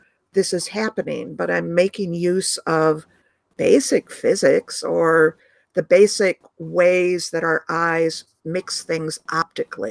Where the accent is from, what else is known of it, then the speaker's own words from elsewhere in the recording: Ithaca, New York, United States; where I grew up in Ithaca, New York, which is the home of Cornell University